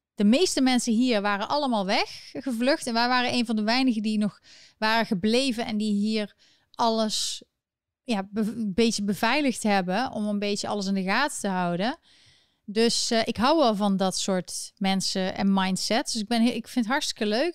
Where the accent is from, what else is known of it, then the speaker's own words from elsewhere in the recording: Netherlands; ik ben gewoon een Nederlander